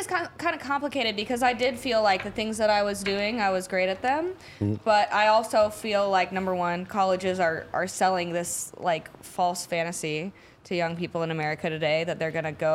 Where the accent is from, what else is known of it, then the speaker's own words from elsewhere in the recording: St. Louis, Missouri, United States; moved away as an adult; also born or lived in Little Rock, Arkansas; I grew up in St. Louis. Mm-hmm. Then for like the last 10 years, I lived in Little Rock, Arkansas.